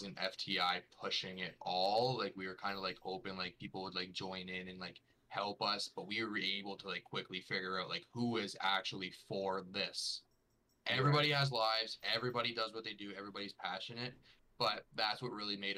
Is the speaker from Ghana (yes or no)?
no; Toronto, Ontario, Canada; I am Ontario-based. If we're going to specifics, Toronto